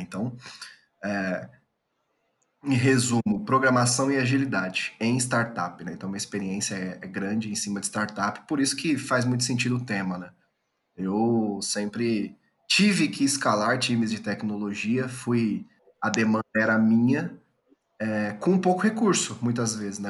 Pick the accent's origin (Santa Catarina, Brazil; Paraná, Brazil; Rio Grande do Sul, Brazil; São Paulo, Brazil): São Paulo, Brazil; moved away as an adult; now in Goiânia, Brazil; eu sou natural de São Paulo, hoje eu moro em Goiânia